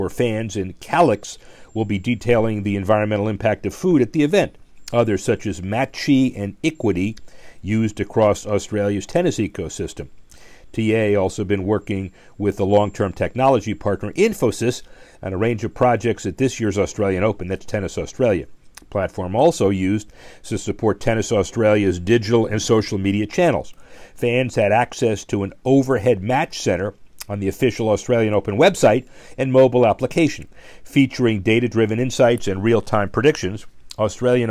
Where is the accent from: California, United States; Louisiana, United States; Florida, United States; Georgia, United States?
Florida, United States; Miami; my hometown Miami Dolphins